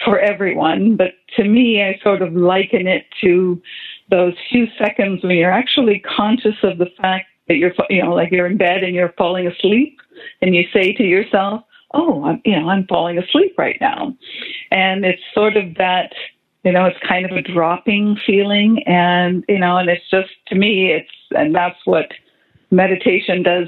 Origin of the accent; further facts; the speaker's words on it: Canada; moved away as an adult; now in United States; as a Canadian girl, I grew up my whole life drinking tea